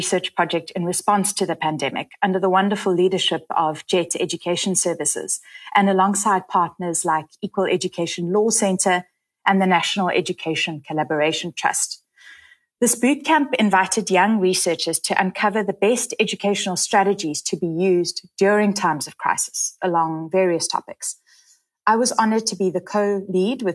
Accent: South Africa

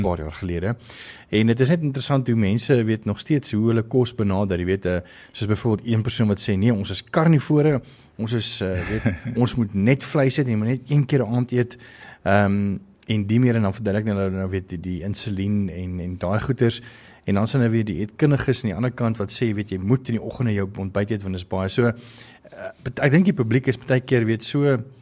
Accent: South Africa; ons as Suid-Afrikaners

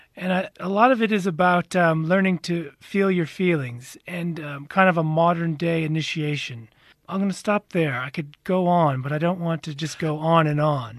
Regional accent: United States; moved away as an adult; now in South Africa; I am American

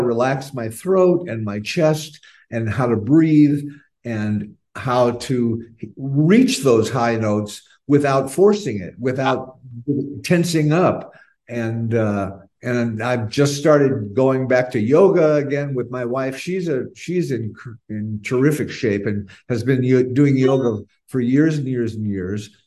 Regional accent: Phoenix, Arizona, United States; moved away as an adult; also born or lived in San Francisco; I grew up in Phoenix, Arizona, as as did all of us.

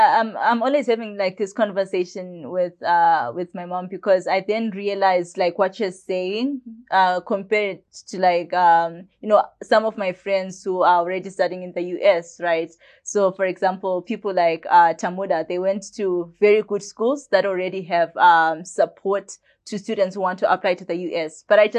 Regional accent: Bulawayo, Zimbabwe; I was born in Bulawayo here in Zimbabwe at Mater Dei on the 23rd of March in 2003.

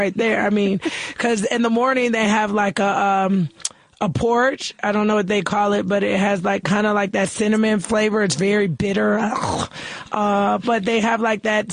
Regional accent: United States; as an American

